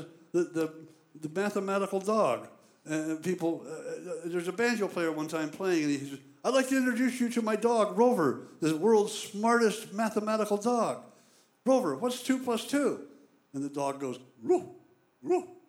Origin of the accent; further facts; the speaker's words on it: Southern California, United States; moved away; I was from Southern California and, you know, grew up in the hippie age back out there